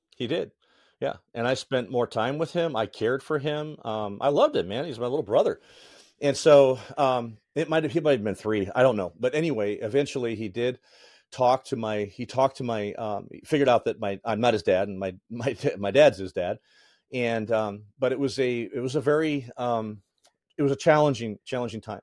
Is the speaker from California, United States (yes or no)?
no; Northeast Indiana, United States; also born or lived in Lake Forest, Illinois / Lake Geneva, Wisconsin; we moved to Northeast Indiana